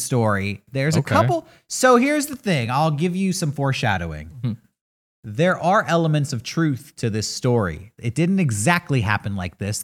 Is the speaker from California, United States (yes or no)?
yes; San Diego, California, United States; growing up in San Diego